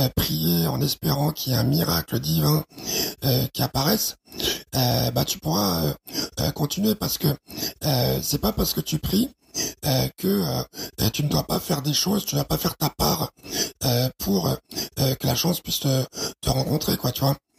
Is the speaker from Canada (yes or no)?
no; Chad; ma petite gloriole tchadienne